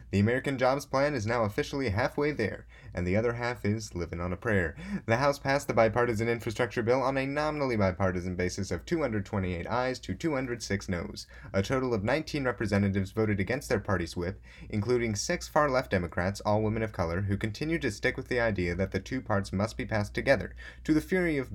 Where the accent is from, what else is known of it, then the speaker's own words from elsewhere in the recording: Scotland, United Kingdom; International Climate Change Conference that's still going on in the rolling hills of Scotland and I'm Scottish, so I can say that.